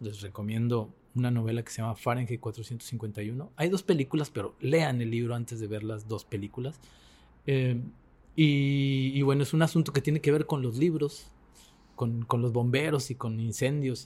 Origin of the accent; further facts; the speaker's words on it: Mexico; yo como mexicano